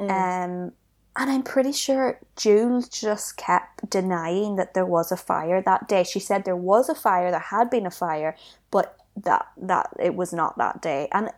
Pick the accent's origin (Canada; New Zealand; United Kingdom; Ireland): Ireland; And even the people from here, not every one of us has it. It's not even about being Irish.